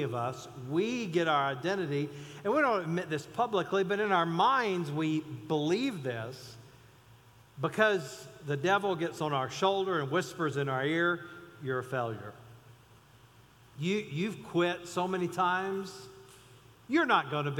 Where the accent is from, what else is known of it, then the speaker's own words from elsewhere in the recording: Mount Airy, North Carolina, United States; I grew up in outside of Mount Airy, North Carolina